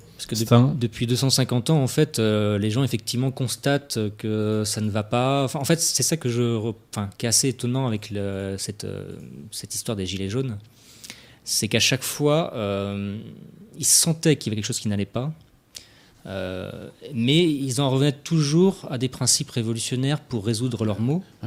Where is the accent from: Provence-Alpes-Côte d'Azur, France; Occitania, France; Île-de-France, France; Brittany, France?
Brittany, France; en tant que Breton